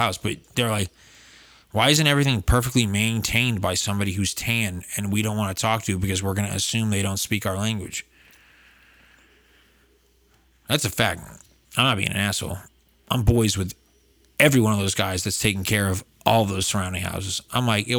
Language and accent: English; Falmouth, Massachusetts, United States; moved away as an adult; also born or lived in California; now in Los Angeles, United States; I am from Falmouth, Massachusetts. I wasn't born there necessarily, but that's where I grew up and I was raised.